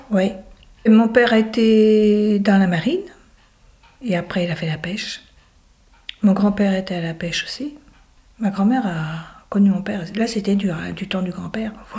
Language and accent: French; Lorient, Brittany, France; also born or lived in Groix / Caudan; Mes parents, ils habitaient Groix, mais je suis née à Lorient